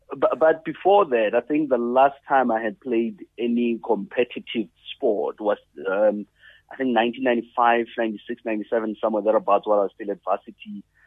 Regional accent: South Africa; as a South African

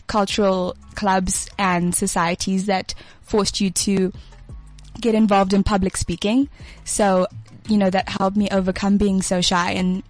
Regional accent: Bulawayo, Zimbabwe; moved away as an adult; also born or lived in Cape Town; I grew up in a really small town, Bulawayo.

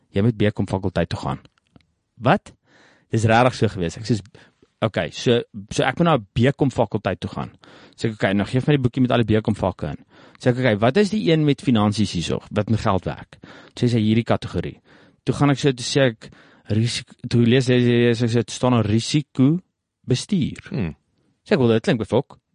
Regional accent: South Africa; Is ek daar gebore, plaas groot geword

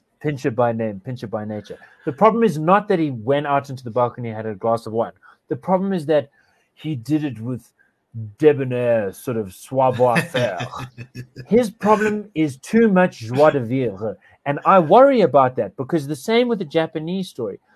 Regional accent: South Africa; I feel profoundly frustrated and profoundly liberated by being a South African

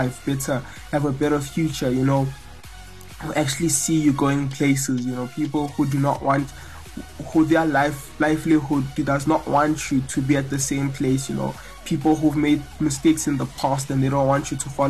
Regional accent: South Africa; I grew up here in South Africa

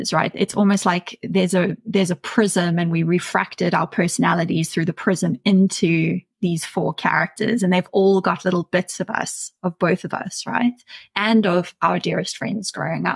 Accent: Centurion, Gauteng, South Africa; I grew up in Centurion and I was a really weird teenager

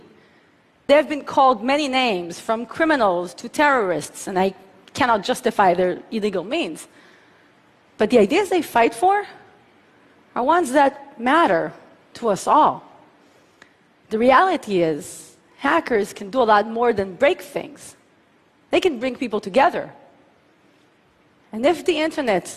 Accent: Tel Aviv, Tel Aviv District, Israel; my hometown of Tel Aviv

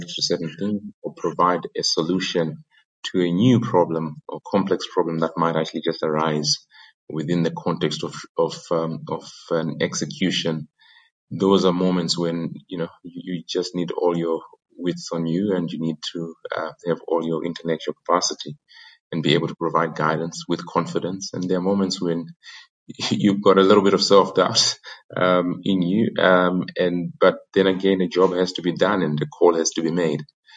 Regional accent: Zimbabwe; moved away as an adult; also born or lived in Oxford / New York / London; Born and bred in Zim

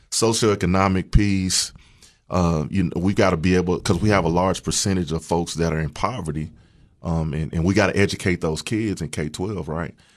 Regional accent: Walter Hill, Tennessee, United States; also born or lived in Murfreesboro, Tennessee; I really grew up outside of Murfreesboro, a little town called Walter Hill.

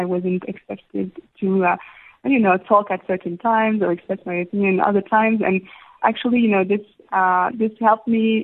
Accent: Istanbul, Turkey; moved away as an adult; now in South Africa; I had a fantastic time growing up in Istanbul.

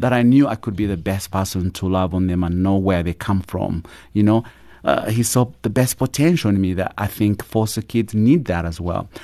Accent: Uganda; born or raised there; moved away

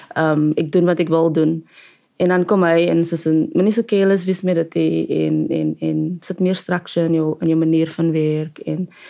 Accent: Cape Town, Western Cape, South Africa; ons is albei van die Cape Flats en soort van die same same upbringings

